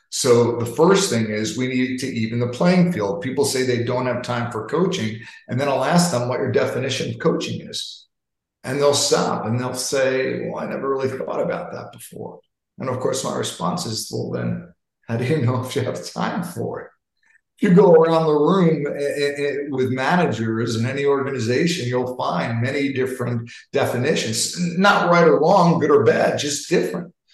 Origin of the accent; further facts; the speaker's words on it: New York, United States; I'm from New York. I talk fast